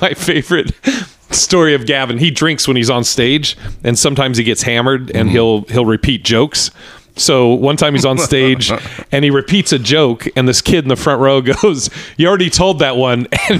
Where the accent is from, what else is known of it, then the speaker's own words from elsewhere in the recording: Portland, Oregon, United States; So I grew up in Portland. I grew up. My dad played football for the Pats way back in the day. But I grew up in Portland, Oregon.